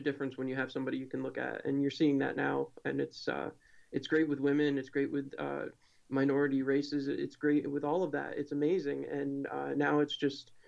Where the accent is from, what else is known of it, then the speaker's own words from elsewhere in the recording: Binghamton, New York, United States; I grew up in Binghamton, New York